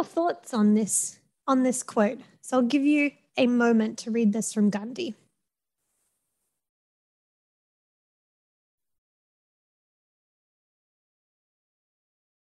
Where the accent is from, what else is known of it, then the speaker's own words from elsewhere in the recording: Australia; now in Madison, United States; You can tell by my accent and by my name gives it away, I am Australian